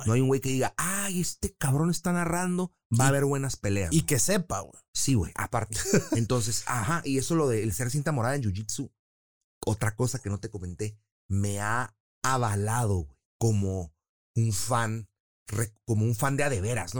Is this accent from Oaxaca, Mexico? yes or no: no; Tijuana, Baja California, Mexico; also born or lived in San Diego; Yo nací en San Diego, pero tengo la nacionalidad, nacionalidad también de Tijuana y mexicana